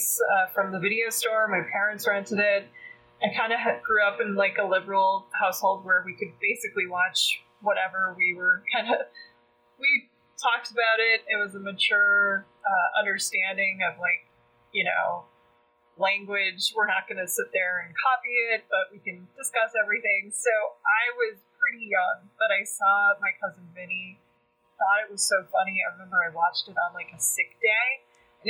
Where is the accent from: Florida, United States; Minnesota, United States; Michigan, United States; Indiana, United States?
Minnesota, United States; Minneapolis; accent: Minnesotan; I'm from Minneapolis